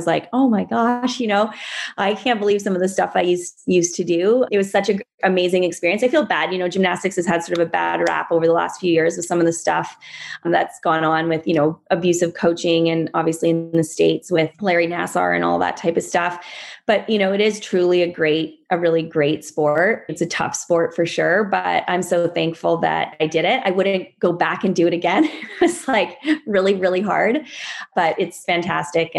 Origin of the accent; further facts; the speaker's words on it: Vancouver, British Columbia, Canada; also born or lived in Iowa / Washington, District of Columbia, United States / New York / Los Angeles; I grew up here in Vancouver on the North Shore.